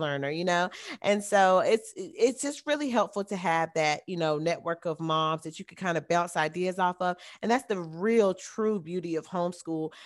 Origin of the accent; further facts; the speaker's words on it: the South, United States; I am from the South, it is very hot down here.